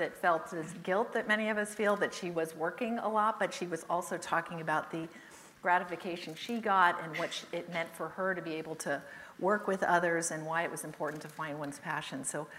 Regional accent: California, United States; also born or lived in England; I was born in England, and I'll never forget the day. I was 8, my sister was 6, I know that because it was shortly before we moved back to California

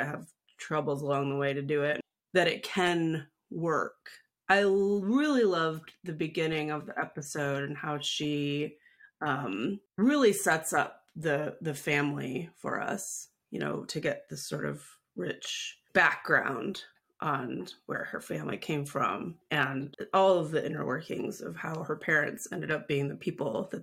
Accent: Midwest, United States; I'm white, and I grew up in the Midwest

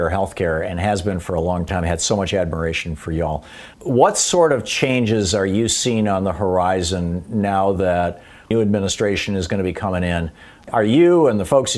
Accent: Michigan, United States; I grew up in Michigan

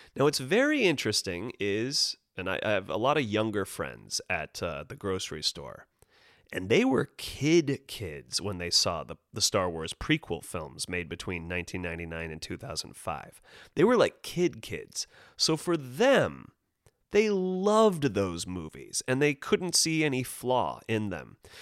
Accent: Monterey, California, United States; moved away; Monterey Bay, which is a lovely town to be born

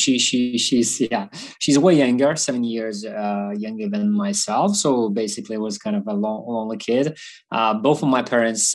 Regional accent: Vilnius, Vilnius County, Lithuania; I've been born in Vilnius, Lithuania.

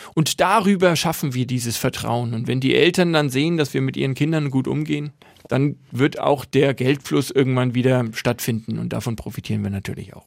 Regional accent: Nuremberg, Bavaria, Germany; moved away as an adult; also born or lived in Switzerland / Russia / New York; ich bin, seit ich geboren bin, ein Nürnberger

